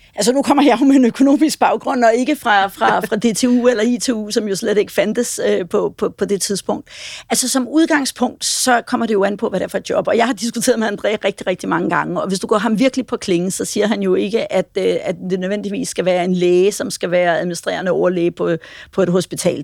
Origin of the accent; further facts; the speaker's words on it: Denmark